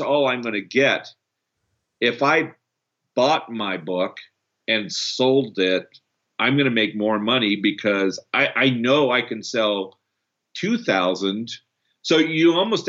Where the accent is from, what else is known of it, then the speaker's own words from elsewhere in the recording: Canada; also born or lived in Brazil; I'm also Canadian, born in Brazil